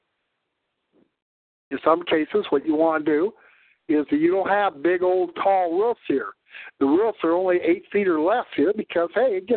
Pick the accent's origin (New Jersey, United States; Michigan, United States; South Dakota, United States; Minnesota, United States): South Dakota, United States; I'm a Southerner. I'm from South Dakota.